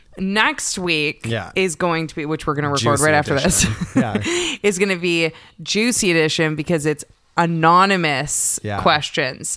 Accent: Canada; we're Canadian.

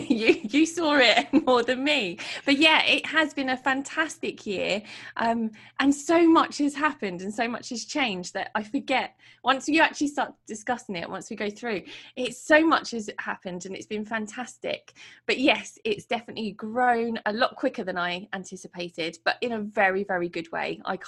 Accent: Portsmouth, South East England, United Kingdom; I put it out there in my city, which is my hometown in Portsmouth

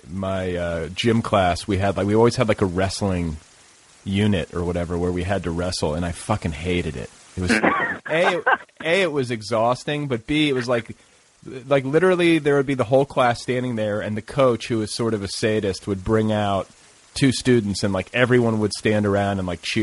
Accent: Midwest, United States; In the Midwest.

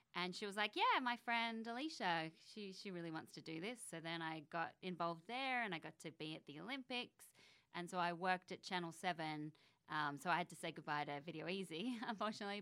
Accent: Canberra, Australian Capital Territory, Australia; born or raised there; moved away as an adult; also born or lived in Sydney, Australia; now in United States

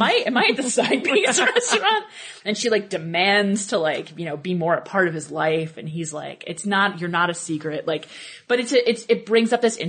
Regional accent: New York City, New York, United States; moved away as an adult; also born or lived in Massachusetts; I'm from New York City originally. I'm from Brooklyn

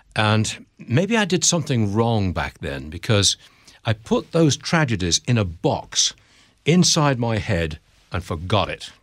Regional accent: Derby, East Midlands, United Kingdom; accent: English; moved away as an adult; also born or lived in Hong Kong / San Francisco; now in United States; Born and raised in Derby, that's a town in the Midlands of England

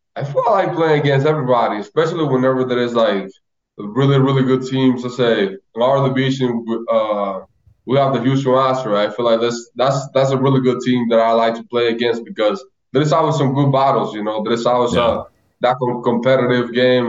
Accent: Loma de Cabrera, Dajabón, Dominican Republic; moved away; to go to Loma de Cabrera, and just to see how many people were out there. It was like my whole hometown.

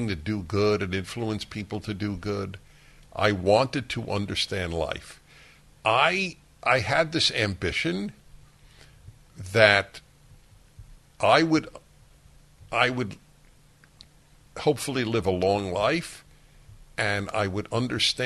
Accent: United States; I am an American, a Jew, a male, a white

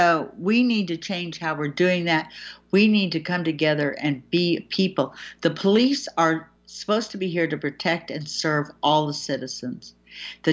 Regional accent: United States; as an American

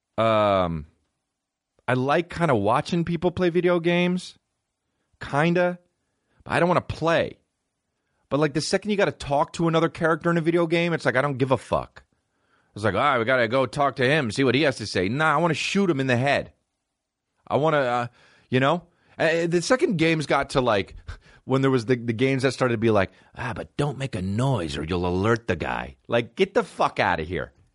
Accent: Montclair, New Jersey, United States; I grew up in Montclair, New Jersey

